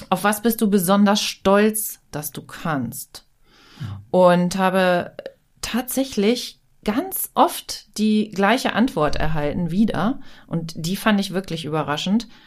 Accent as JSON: {"language": "German", "town": "Hanover", "region": "Lower Saxony", "country": "Germany", "tie": "born or raised there", "said": "Also jung hier aufgewachsen, dann echt nicht aufs krasse Land gezogen und jetzt wieder hier äh, am Werk."}